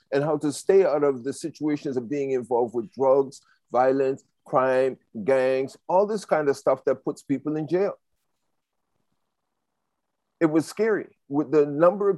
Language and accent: English; Toronto, Ontario, Canada; Downtown Toronto, it is one of the worst places. I grew up in Regent Park